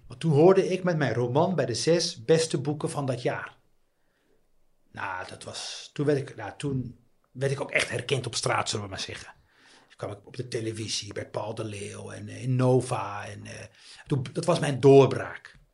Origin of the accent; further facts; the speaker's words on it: Netherlands; also born or lived in Tangier, Morocco; Hij hoorde natuurlijk aan mijn accent dat ik niet, eh, dat, dat, dat ik niet uit eh, Marokko kom. En hij zei, ja, waar kom je vandaan? Eh, ik zei, ja, Nederland